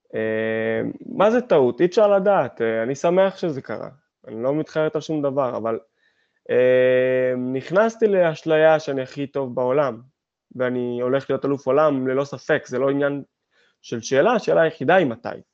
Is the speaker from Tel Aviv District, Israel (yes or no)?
no; Hadera, Haifa District, Israel; אני גדלתי בחדרה